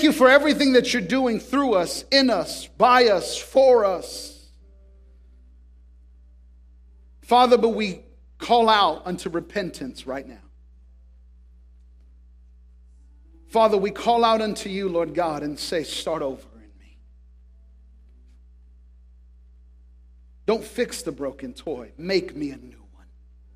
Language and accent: English; Tracy, California, United States; I grew up in Tracy